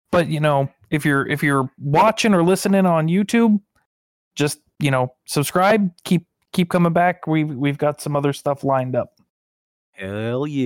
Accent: Pennsylvania, United States; moved away; I'm originally from Pennsylvania

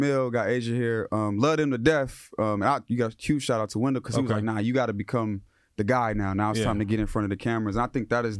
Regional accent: Inglewood, California, United States; also born or lived in Los Angeles, California; I'm from Los Angeles, California. Born in Inglewood, Daniel Freeman. Grew up in Inglewood. I had an LA upbringing

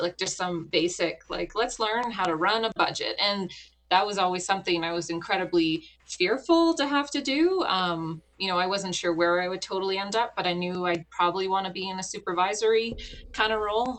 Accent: Canada; moved away as an adult; now in Wyoming, United States; I'm a Canadian in uh, land of Americans

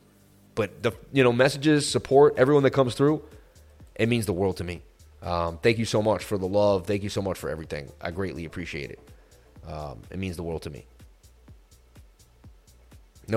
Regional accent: Massachusetts, United States; I'm from Massachusetts

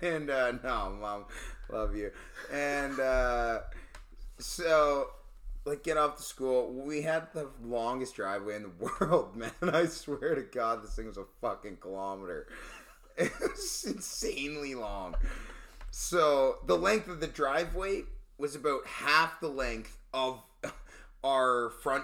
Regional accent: South River, Ontario, Canada; growing up in South River

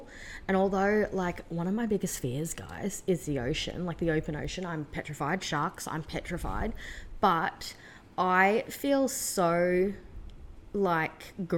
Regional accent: Australia; Especially as an Aussie gal.

